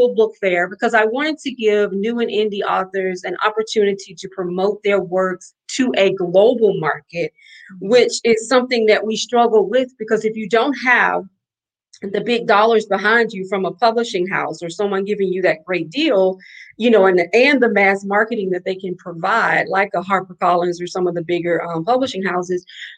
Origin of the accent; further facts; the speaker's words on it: Alabama, United States; now in New Orleans, United States; I'm a girl from Alabama, so, and I live in New Orleans